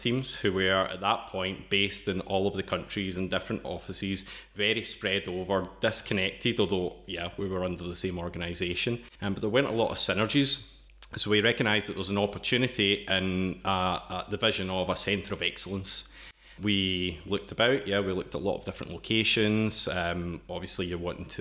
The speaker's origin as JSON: {"language": "English", "region": "Scotland", "country": "United Kingdom", "accent": "Scottish", "moved": "as an adult", "lives_now": "Brno, Czech Republic", "said": "From the accent, you can tell I'm originally from Scotland"}